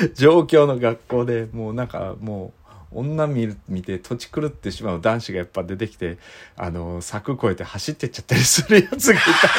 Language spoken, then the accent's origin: Japanese; Iizuka, Fukuoka, Japan; 僕の出身校の飯塚高校